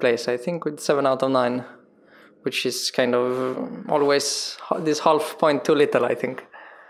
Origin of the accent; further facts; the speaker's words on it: Sweden; from Sweden.